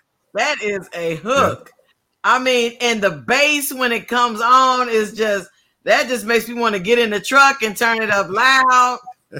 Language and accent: English; Louisville, Kentucky, United States; my hometown of Louisville, Kentucky